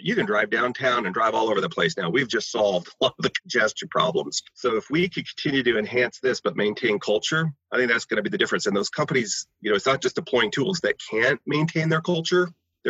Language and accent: English; Tulsa, Oklahoma, United States; I grew up in Tulsa, Oklahoma, let's say, and I want to work in LA or I want to work here in New York City